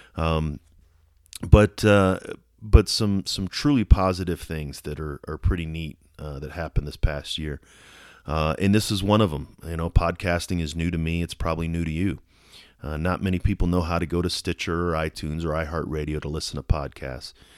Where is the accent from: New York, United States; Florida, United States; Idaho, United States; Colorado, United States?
Colorado, United States; Colorado Springs; here in my hometown of Colorado Springs